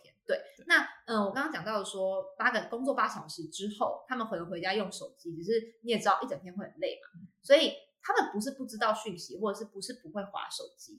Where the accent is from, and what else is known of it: Taiwan; also born or lived in United Kingdom